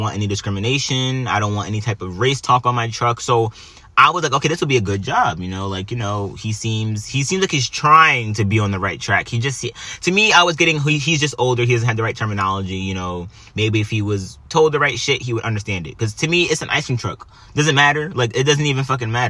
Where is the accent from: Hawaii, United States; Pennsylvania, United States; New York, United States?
New York, United States; I'm Italian, I'm Puerto Rican, you know? I don't do that. You know, we don't do, I grew up, I grew up in New York, man.